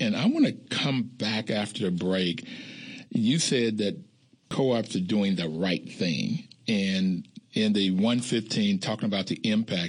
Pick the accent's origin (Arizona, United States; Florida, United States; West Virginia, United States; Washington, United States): West Virginia, United States; I'm from West Virginia, and I know these small communities